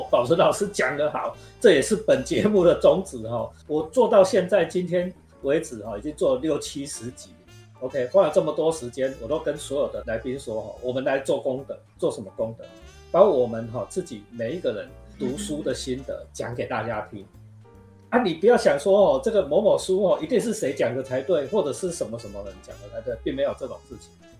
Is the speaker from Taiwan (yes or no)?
yes; Taiwan; 重新把我们台湾人看《西游记》的观点，